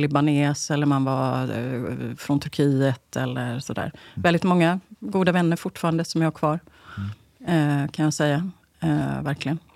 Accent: Gothenburg, Västra Götaland, Sweden; moved away as an adult; now in Stockholm, Sweden; Det fanns ju inget SSU där jag växte upp på Rymdtorget i Bergsjön.

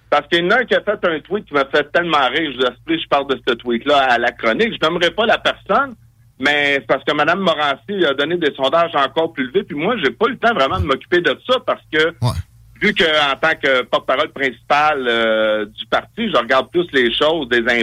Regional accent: Farnham, Quebec, Canada; je suis un gars, je viens de Farnham

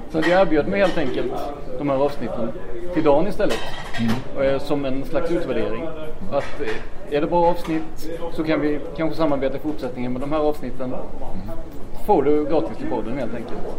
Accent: Blekinge, Sweden; jag är ju ner från Blekinge

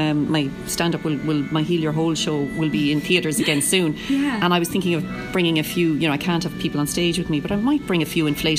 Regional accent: Cork, Munster, Ireland; I'm from Cork

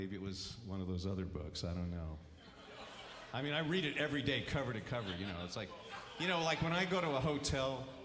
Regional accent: the Bay Area, California, United States; we're from the Bay Area

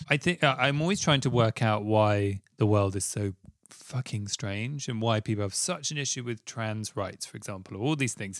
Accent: London, United Kingdom; I grew up in Southfields next to Wimbledon.

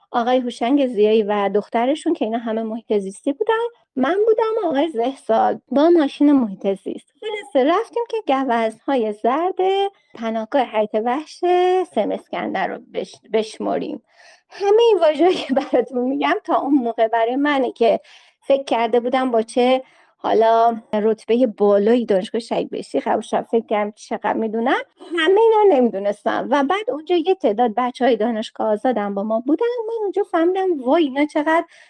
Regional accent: Qazvin, Qazvin Province, Iran; چون ما اون موقع استانمون استان زنجان بود من قزوینی هستم

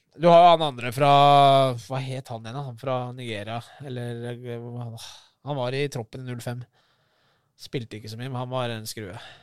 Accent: Oslo, Norway; siden jeg er fra Groruddalen og Lindeberg

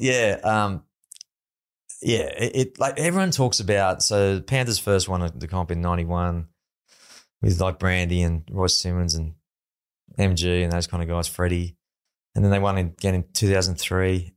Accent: Sydney, New South Wales, Australia; also born or lived in Penrith; I come from the Northern Beaches

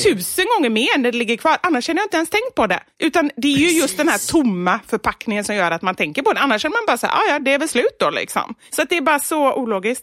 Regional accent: Gothenburg, Västra Götaland, Sweden; accent: Gothenburg expressions; moved away as an adult; now in Stockholm, Sweden

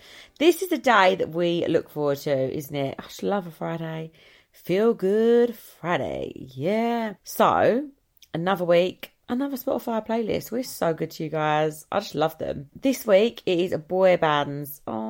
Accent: Ireland; Because I'm Irish, I think I, like, felt a connection.

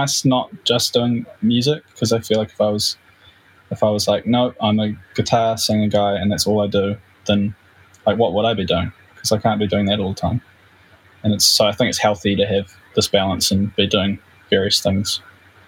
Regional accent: New Zealand; we're a band from New Zealand

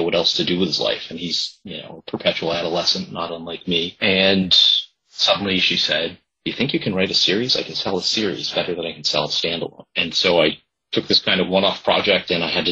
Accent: Nantucket, Massachusetts, United States; also born or lived in Boston; my hometown at a very specific time before real estate development really boomed

